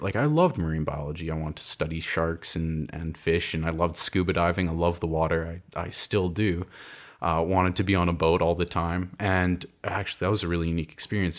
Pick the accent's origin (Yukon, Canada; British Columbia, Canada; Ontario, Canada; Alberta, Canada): Alberta, Canada; Calgary; it was called the Calgary Science School. I'm from Calgary.